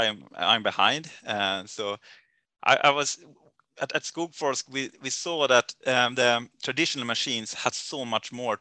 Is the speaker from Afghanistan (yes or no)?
no; Sweden; my hometown